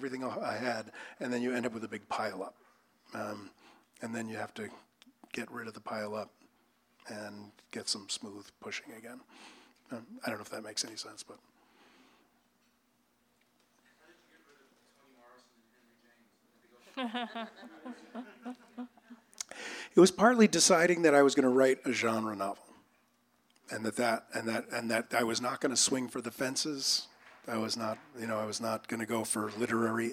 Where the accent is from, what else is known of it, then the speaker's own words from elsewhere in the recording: East Coast, United States; So I grew up on the East Coast, and so one of the things I had to do as a kid was shovel snow.